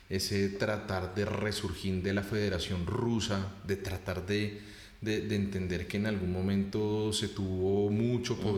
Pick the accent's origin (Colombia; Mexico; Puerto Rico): Colombia; en el caso de Colombia, pues somos descendientes europeos en su gran mayoría con un proceso muy amplio de mestizaje